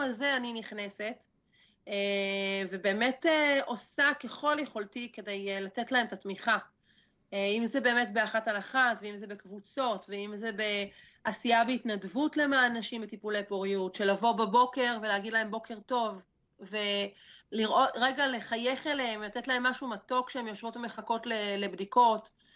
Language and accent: Hebrew; a kibbutz in northern Israel, Northern District, Israel; אני בת קיבוץ, גדלתי פה ליד האדמה, אה, אני הולכת לבנות את הבית שלי פה